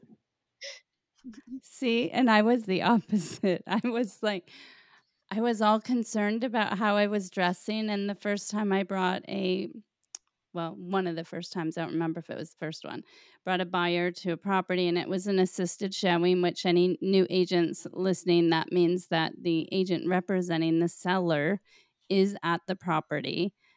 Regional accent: Florida, United States; moved away; growing up in Florida

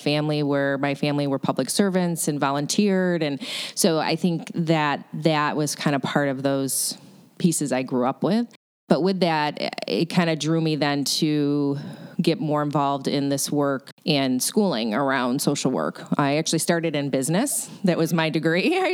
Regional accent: Syracuse, New York, United States; now in Buffalo, United States; my father was actually a local politician where I grew up in Syracuse, New York

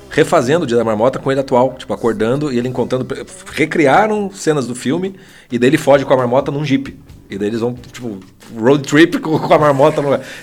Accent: Fortaleza, Ceará, Brazil; sou de Fortaleza.

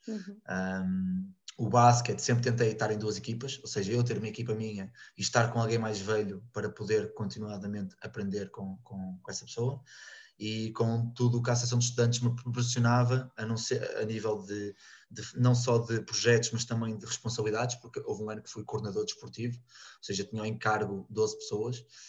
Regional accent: Porto, Norte, Portugal; moved away as an adult; now in Rio Maior, Portugal; venho do Porto, neste momento estou em Rio Maior

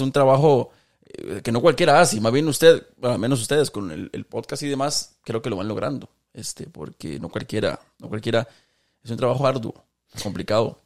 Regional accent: Costa Rica; siendo ticos todos

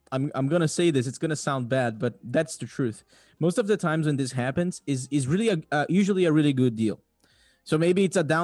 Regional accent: Brazil; moved away; I'm from Brazil

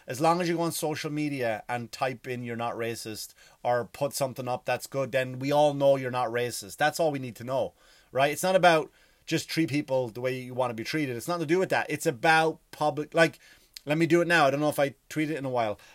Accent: Ireland; moved away; I am Irish

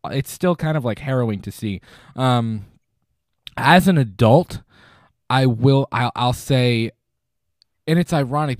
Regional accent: Florida, United States; As a young kid, Jaws, because I am originally from Florida and I was at the beach all the time

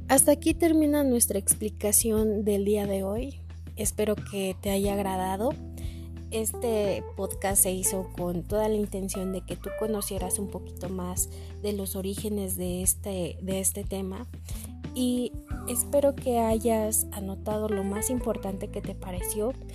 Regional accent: Mexico; como mexicanos

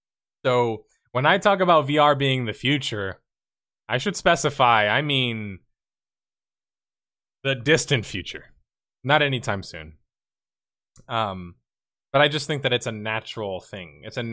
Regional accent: Houston, Texas, United States; I'm from Texas. I'm from Houston.

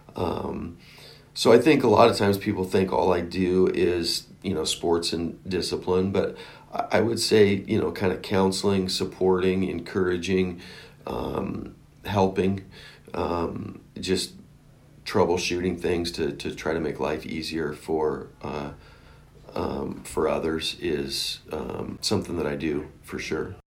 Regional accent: Oregon, United States; moved away; I grew up in Oregon

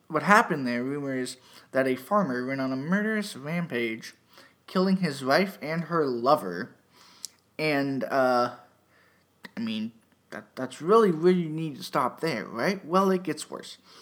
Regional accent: Erie, Pennsylvania, United States; moved away; Erie, PA, my hometown

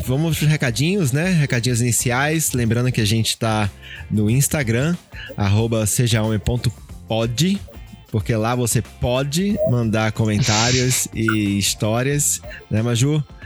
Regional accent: Pernambuco, Brazil; now in São Paulo, Brazil; Eu, eu não sou de São Paulo, sou de Pernambuco

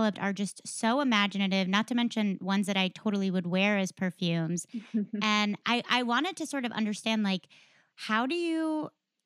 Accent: Connecticut, United States; now in Texas, United States; I grew up in Connecticut

